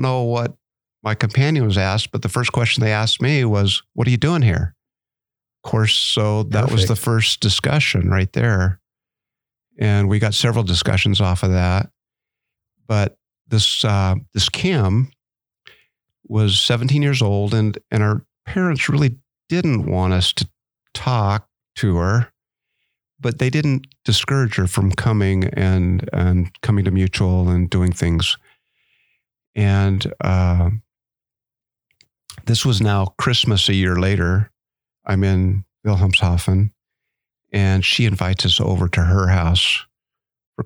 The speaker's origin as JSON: {"language": "English", "region": "Arizona", "country": "United States", "tie": "born or raised there", "said": "Growing up in Arizona"}